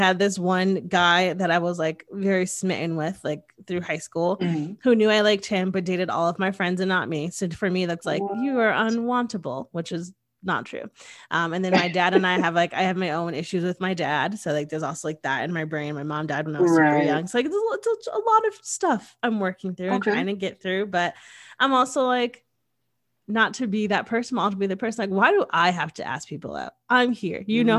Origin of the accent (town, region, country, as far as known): Connecticut, United States